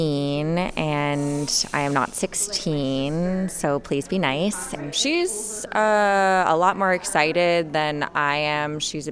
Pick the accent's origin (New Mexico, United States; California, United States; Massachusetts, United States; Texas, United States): California, United States; also born or lived in New York; I was born and raised in California, then I went to New York for a while, and then I came back to California.